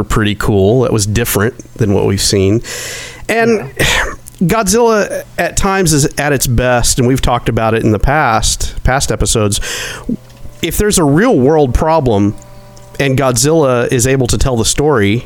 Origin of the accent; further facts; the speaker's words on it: rural Arkansas, United States; in little rural Arkansas school